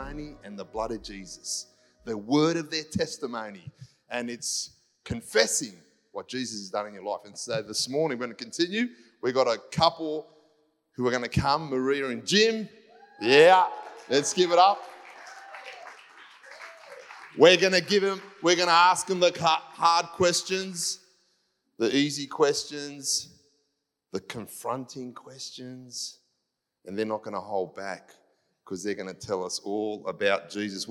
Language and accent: English; Cyprus; I'm from Cyprus, so in case they know, Greek Cypriot